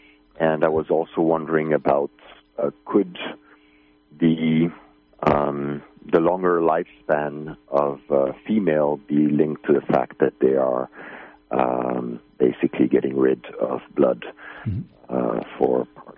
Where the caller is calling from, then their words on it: Finland; I'm calling from Finland.